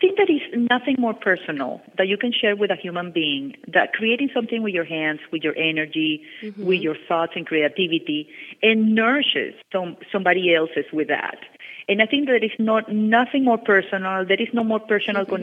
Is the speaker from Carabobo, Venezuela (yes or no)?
no; Caracas, Capital District, Venezuela; now in Miami, United States; I grew up in Venezuela, in Caracas, Venezuela